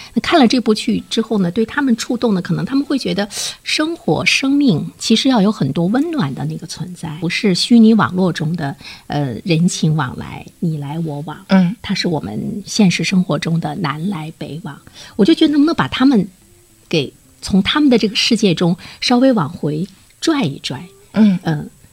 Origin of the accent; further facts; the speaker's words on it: Dalian, Liaoning, China; 我们大连人都非常熟悉